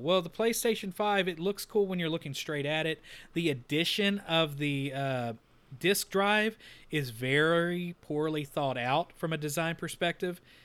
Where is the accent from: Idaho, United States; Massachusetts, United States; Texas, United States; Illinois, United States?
Texas, United States; we're from Texas